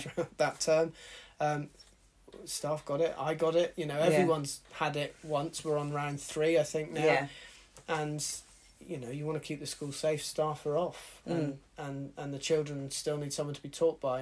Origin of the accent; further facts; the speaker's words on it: Exeter, South West England, United Kingdom; I was born in Exeter and I've grown up in this part of the world